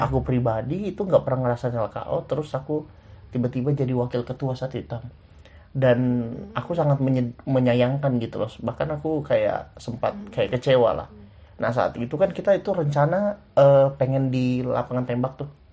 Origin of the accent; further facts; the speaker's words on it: Muara Badak, East Kalimantan, Indonesia; aku dari Muara Badak